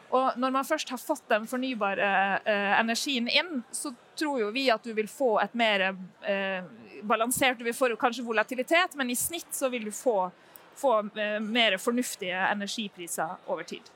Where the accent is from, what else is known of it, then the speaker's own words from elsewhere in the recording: Norway; vi kommer eh, eh, fra Norge og fra Statkraft